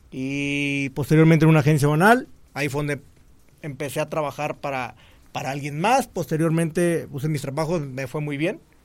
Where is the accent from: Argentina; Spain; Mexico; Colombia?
Mexico; Cihuatlán, Jalisco; moved away; also born or lived in Colima; en Jalisco, en Cihuatlán, que es mi pueblo.